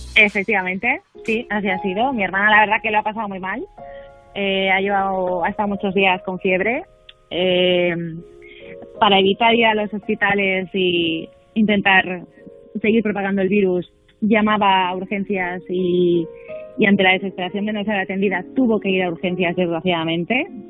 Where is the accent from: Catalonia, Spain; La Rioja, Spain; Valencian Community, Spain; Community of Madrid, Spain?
Valencian Community, Spain; Valencia; now in Palma de Mallorca, Spain; toda mi familia es de Valencia